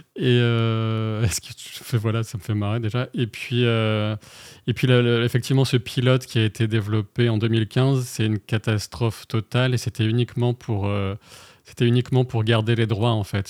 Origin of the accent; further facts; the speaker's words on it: the Nord, Hauts-de-France, France; moved away as an adult; also born or lived in Paris; moi, je suis originaire du Nord